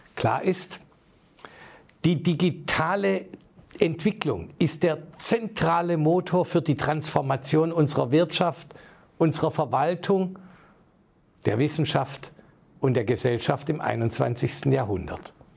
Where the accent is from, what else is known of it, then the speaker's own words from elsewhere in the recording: Heilbronn, Baden-Württemberg, Germany; in meiner Heimatstadt Heilbronn